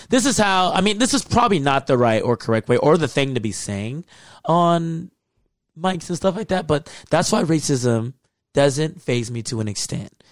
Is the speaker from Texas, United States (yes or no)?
yes; Texas, United States; moved away; I grew up in Texas, in the South.